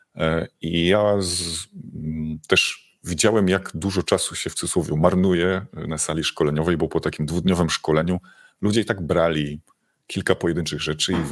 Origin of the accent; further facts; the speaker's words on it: Silesian Voivodeship, Poland; ja jestem ze Śląska